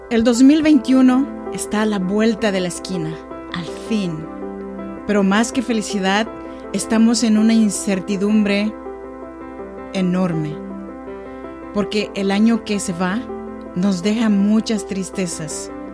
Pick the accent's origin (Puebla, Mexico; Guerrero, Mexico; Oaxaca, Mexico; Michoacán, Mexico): Oaxaca, Mexico; now in Sacramento, United States; Soy nacida en Oaxaca, México